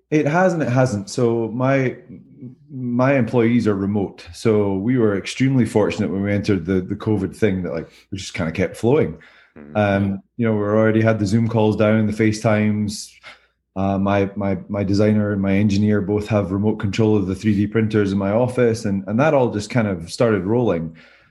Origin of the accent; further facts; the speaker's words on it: California, United States; now in Greenville, United States; We're in Greenville from Southern California.